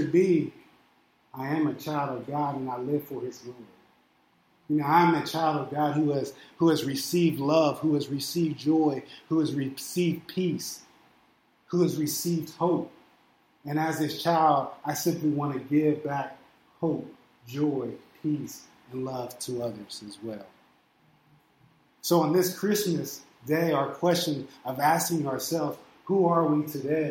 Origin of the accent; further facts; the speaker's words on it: Steubenville, Ohio, United States; moved away; also born or lived in Illinois; my birth certificate says that I'm from Ohio. My driver's license says that I live in Illinois. And I moved out here